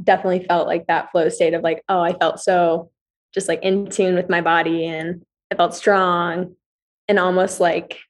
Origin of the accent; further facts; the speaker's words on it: Billings, Montana, United States; moved away as an adult; also born or lived in New York / Indiana; now in Flagstaff, United States; I'm from Montana, like a small place